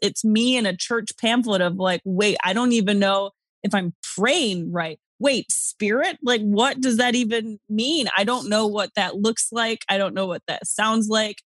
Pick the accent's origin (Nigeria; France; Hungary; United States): United States; New York; moved away; also born or lived in Arizona; I'm from New York.